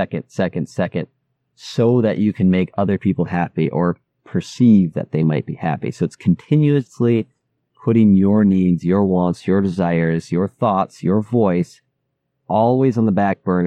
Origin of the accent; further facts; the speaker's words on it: Midwest, United States; the environment that I grew up in the Midwest